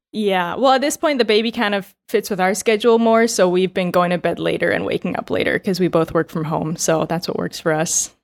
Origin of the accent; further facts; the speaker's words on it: United States; moved away as an adult; now in Taiwan; I'm American